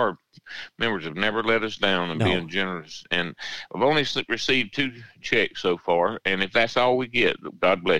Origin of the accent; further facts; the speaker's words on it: Swainsboro, Georgia, United States; now in Garfield, United States; I'm from Swainsboro. It's from the county here